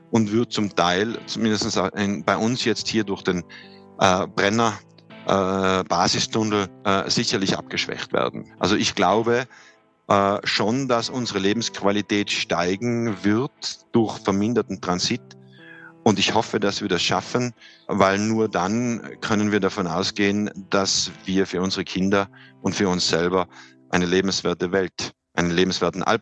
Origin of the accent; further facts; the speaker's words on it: Silz, Tyrol, Austria; ist ein, kleiner Moorsee im Tiroler Oberland, äh, ähm, ganz in der Nähe meiner Heimatgemeinde Silz.